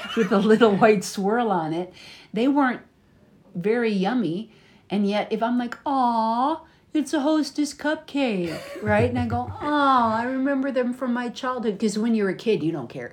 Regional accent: United States; from the United States.

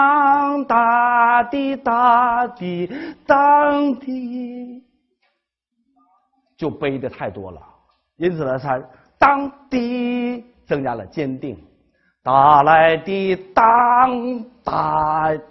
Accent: China; 我们中国人的听觉当中

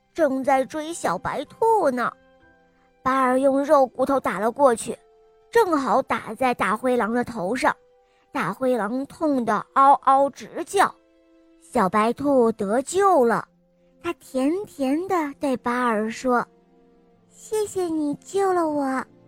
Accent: Jinzhou, Liaoning, China; 我今年四岁，我来自辽宁省锦州市

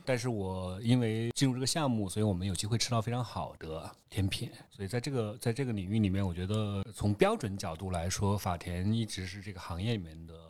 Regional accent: China; 我作为一个中国人

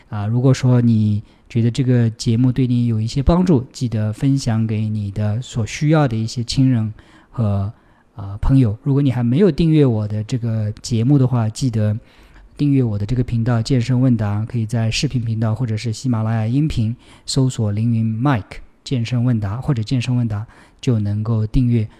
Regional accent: China; now in United States; 我出生在中国，所以乒乓球基础还可以

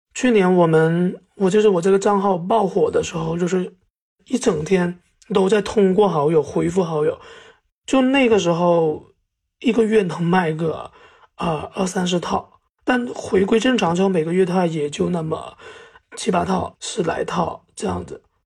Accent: Zhanjiang, Guangdong, China; moved away as an adult; now in Hegang, China; 我是湛江人，九三年的。然后来之前呢，是做这个销售的，就是卖汽车配件的

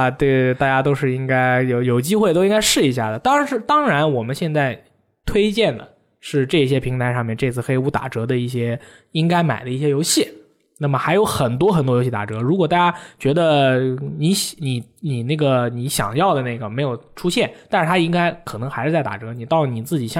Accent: China; 返校确实一定要买。作为一个中国人，

